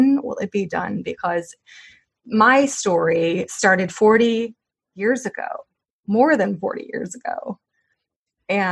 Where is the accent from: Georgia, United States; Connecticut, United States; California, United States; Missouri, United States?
Missouri, United States; she's from my home state. Yeah. Missouri